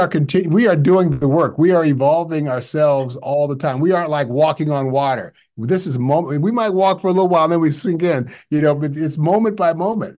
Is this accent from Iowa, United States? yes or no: no; California, United States; now in Chicago, United States; And I came all the way from California to Chicago, had no idea, single at the time.